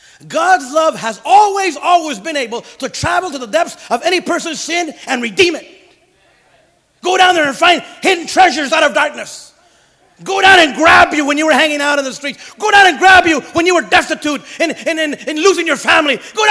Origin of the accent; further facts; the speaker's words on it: Santa Paula, California, United States; Hey, Holmes, where are you from? Santa Paula. And I had love for my friends. I still love them. Some of you got into Santa Paula with me.